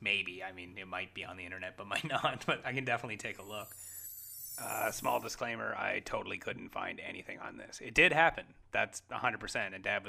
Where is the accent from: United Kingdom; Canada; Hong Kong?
Canada; I mean, we're Canadian